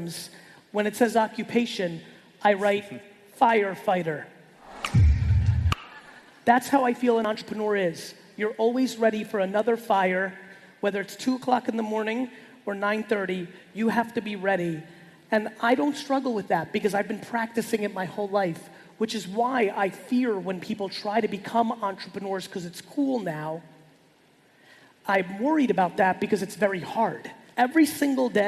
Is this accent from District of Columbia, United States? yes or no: no; New Jersey, United States; born or raised there; also born or lived in Soviet Union